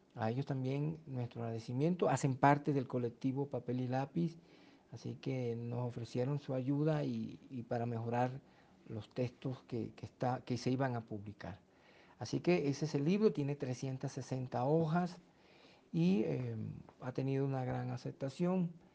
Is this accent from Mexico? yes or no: no; Fonseca, La Guajira, Colombia; moved away; also born or lived in Ipiales; soy de Fonseca en el departamento de La Guajira